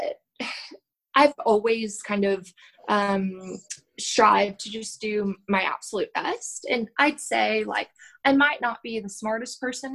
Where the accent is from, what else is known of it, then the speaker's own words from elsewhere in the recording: Oklahoma, United States; now in Texas, United States; I'm from Oklahoma